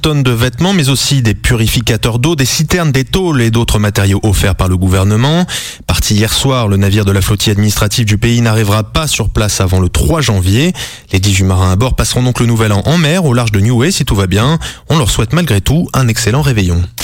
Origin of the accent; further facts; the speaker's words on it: French Polynesia; chez nous en Polynésie